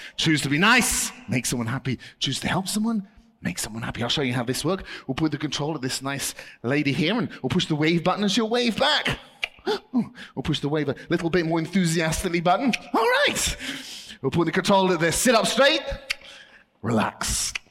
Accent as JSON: {"language": "English", "country": "United Kingdom", "said": "I'm British"}